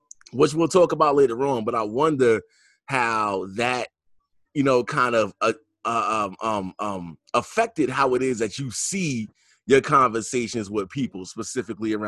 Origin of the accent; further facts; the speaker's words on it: New York, United States; I'm from New York